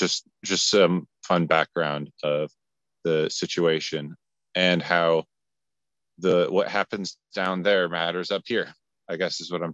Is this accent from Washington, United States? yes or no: no; Butte, Montana, United States; Butte, Montana, which is my hometown. And other than just having lived there